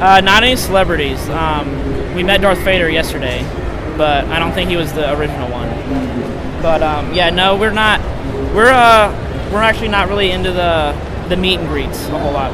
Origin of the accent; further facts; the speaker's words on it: St. Louis, Missouri, United States; I'm from St. Louis